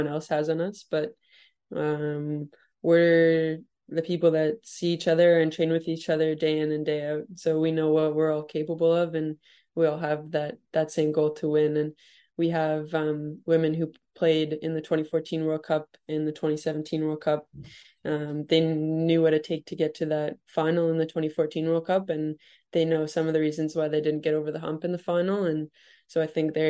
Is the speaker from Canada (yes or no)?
yes; Canada; Growing up in Canada